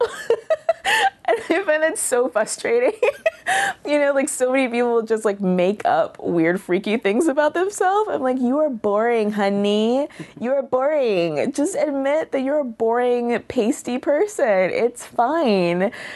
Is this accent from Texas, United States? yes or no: yes; Killeen, Texas, United States; moved away; also born or lived in Seattle; I grew up for the most part in Texas, and I identify as a Texan